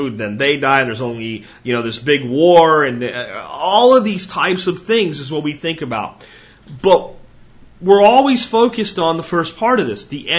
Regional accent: United States; I have extreme pride in being an American

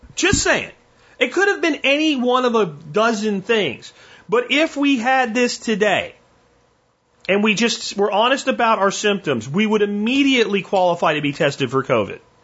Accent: Jacksonville, Florida, United States; I grew up in Jacksonville, Florida

